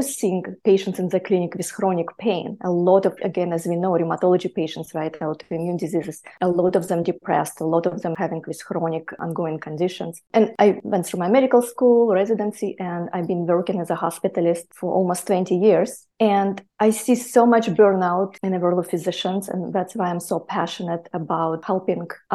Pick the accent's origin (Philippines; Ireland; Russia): Russia; Siberia; moved away; also born or lived in near Mongolia; I was actually born near Mongolia, and I grew up in Siberia.